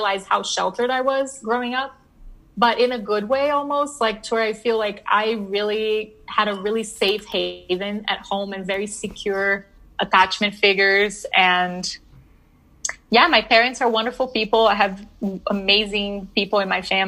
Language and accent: English; Brasília, Federal District, Brazil; also born or lived in New Orleans, United States / Pennsylvania, United States; now in Denver, United States; I did. Yeah. So I am from Brasilia